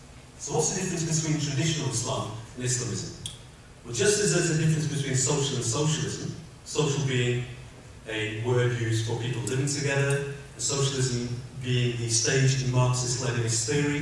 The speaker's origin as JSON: {"language": "English", "country": "United Kingdom", "tie": "born or raised there", "said": "When I was younger and growing up in Britain, there wasn't this element of faith-based identity politics. People never regarded or measured me by my faith. People either thought I was British or didn't like me, it was Pakistani origin"}